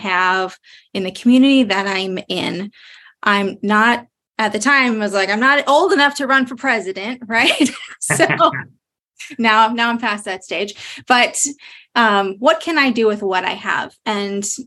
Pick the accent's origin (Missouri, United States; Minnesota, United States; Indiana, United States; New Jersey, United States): Minnesota, United States; Moorhead; I am from Moorhead, Minnesota. That's where I am on city council. Love being on the side of the river, Minnesotan my whole life